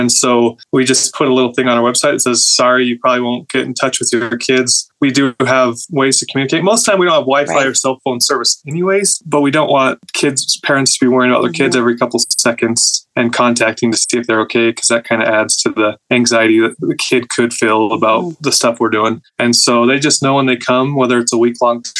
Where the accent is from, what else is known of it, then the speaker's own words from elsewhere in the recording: Southern Utah, United States; I grew up in Southern Utah.